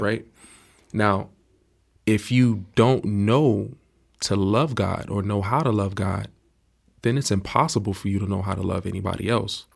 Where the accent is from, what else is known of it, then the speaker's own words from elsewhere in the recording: Miami, Florida, United States; I grew up in Miami, Florida.